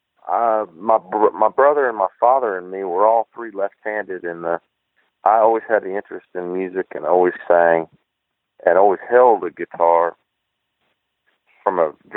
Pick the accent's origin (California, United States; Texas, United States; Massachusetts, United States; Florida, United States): Florida, United States; Vero Beach; moved away as an adult; now in Nashville, United States; I'm from Southeast, a little town called Vero Beach, Florida. And my family's still there. And I moved to Nashville when I was 19